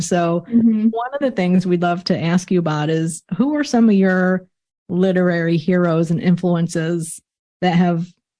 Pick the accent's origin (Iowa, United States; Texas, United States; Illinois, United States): Illinois, United States; moved away; I'm from Illinois originally.